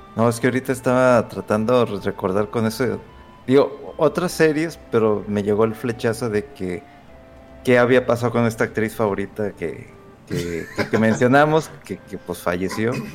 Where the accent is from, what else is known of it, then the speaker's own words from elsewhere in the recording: Aguascalientes, Mexico; moved away; cuando estaba de chamaco y antes vivía en Aguascalientes